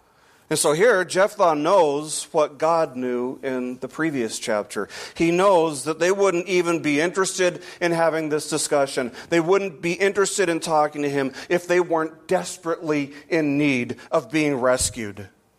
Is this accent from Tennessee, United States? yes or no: no; Las Vegas, Nevada, United States; I'm from Vegas.